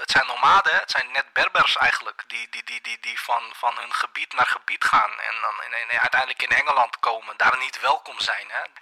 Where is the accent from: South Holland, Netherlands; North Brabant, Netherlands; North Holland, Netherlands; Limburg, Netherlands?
South Holland, Netherlands; Rotterdam; also born or lived in Kralingen; is het land waar de vikingen zitten is eigenlijk een beetje zoals Rotterdam-Zuid. Waar ik ben opgegroeid. En zij zoeken een betere plek. En toen mijn familie naar